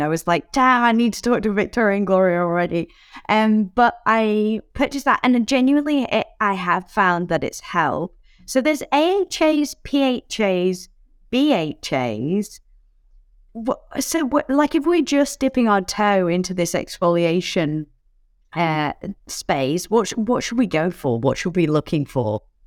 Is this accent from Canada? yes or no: no; United Kingdom; now in Australia; As a Brit who lives in Australia